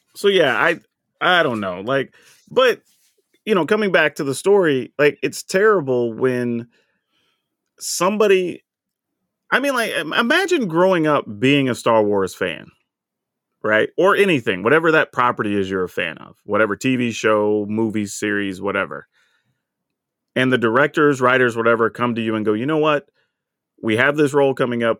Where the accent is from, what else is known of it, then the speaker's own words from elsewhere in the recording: the South, United States; growing up in the South